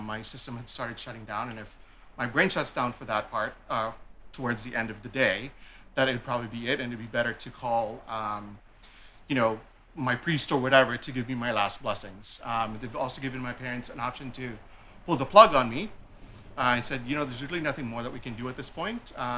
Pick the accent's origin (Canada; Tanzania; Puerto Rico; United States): Canada; Toronto, Ontario; also born or lived in Philippines; I was born in the Philippines. I came here early on in life, probably around grade 7, grade 8 was when I came to Canada, or emigrated to Canada. I grew up in the east end of Scarborough, Malvern to be exact.